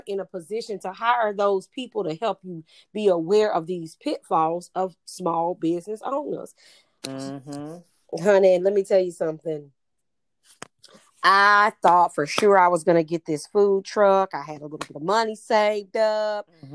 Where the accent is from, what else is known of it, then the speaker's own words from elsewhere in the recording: the South, United States; I'm from the South where folks used to get together on Sunday and eat and you talked